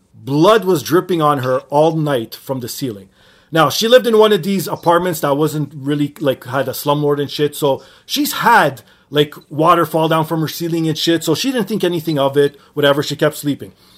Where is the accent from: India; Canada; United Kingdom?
Canada; Being Canadian